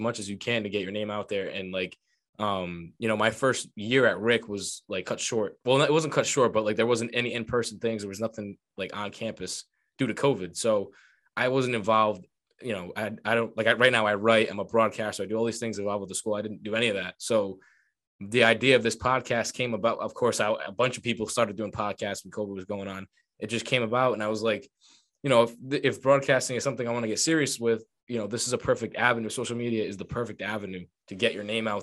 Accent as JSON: {"language": "English", "town": "Johnston", "region": "Rhode Island", "country": "United States", "said": "I'm from Johnston"}